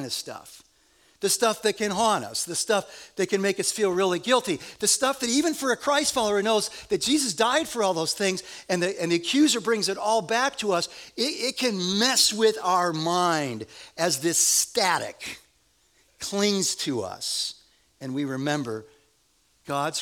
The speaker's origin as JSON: {"language": "English", "country": "United States", "said": "we're from America and we are rugged individualists"}